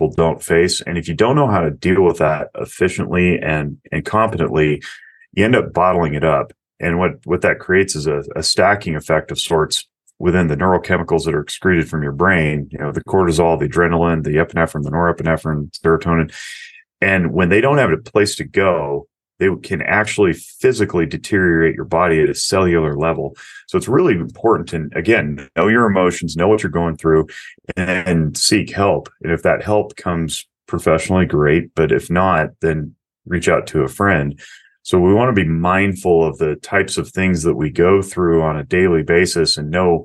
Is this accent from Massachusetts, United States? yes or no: no; Nevada, United States; Las Vegas, Nevada, my home state